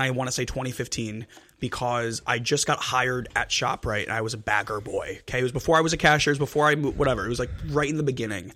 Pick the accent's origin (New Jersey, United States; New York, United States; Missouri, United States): New Jersey, United States; we're from Jersey. We're from Jersey.